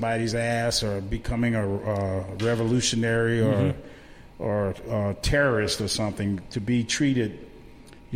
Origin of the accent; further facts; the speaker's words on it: Kissimmee, Florida, United States; I grew up in Kissimmee, Florida, Osceola County, USA